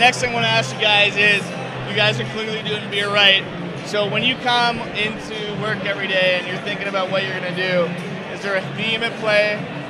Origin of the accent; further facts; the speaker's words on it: Port Moody, British Columbia, Canada; I'm from Port Moody. It's become, which is a suburb in Vancouver.